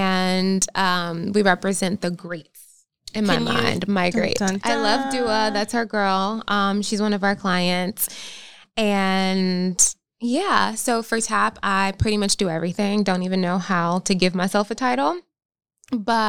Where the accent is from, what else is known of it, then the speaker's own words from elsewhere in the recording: North Carolina, United States; moved away as an adult; also born or lived in Philadelphia, Pennsylvania; now in Los Angeles, United States; born in Philadelphia, raised in North Carolina, and then I went back to Philadelphia for college.